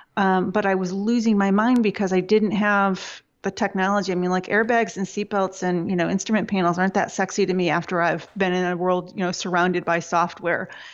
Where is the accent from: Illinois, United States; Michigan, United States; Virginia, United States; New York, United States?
Michigan, United States; I was born in Michigan